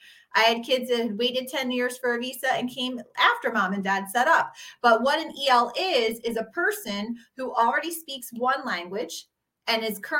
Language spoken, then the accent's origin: English; just outside of Philadelphia, PA, Pennsylvania, United States; from just outside of Philadelphia, PA.